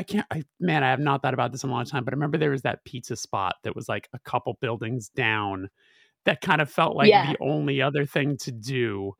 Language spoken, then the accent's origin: English; Burbank, California, United States; So I'm from Burbank. I'm from Burbank.